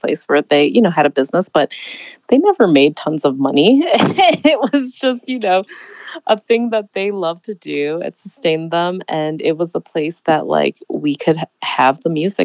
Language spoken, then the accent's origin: English; Toledo, Ohio, United States; moved away; I was born and raised in Toledo, Ohio.